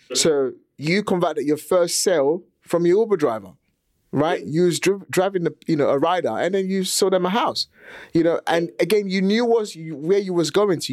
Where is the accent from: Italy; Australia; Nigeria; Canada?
Nigeria; also born or lived in England; now in United Kingdom; I was born and raised in Nigeria